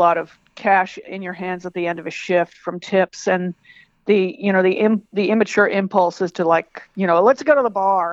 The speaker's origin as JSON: {"language": "English", "town": "San Diego", "region": "California", "country": "United States", "also_born_or_lived": "New York City", "moved": "yes", "said": "I'm from San Diego"}